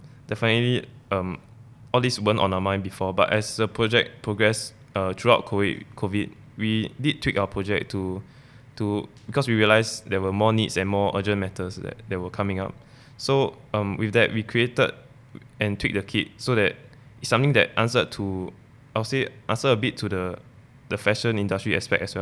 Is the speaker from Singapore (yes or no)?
yes; Singapore; growing up in Singapore as students.